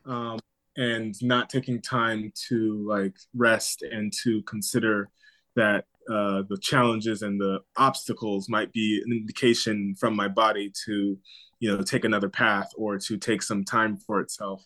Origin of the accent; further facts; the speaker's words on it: Southern California, United States; also born or lived in Maryland; now in New York, United States; growing up in Southern California